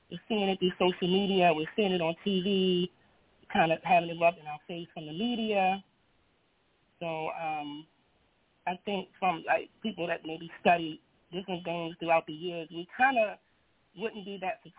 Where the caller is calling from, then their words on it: Baltimore, Maryland, United States; I'm calling from Baltimore, Maryland.